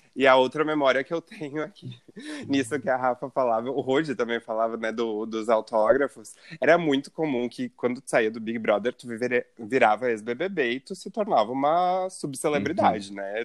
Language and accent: Portuguese; Rio Grande do Sul, Brazil; aqui da cidade que a gente é do Rio Grande do Sul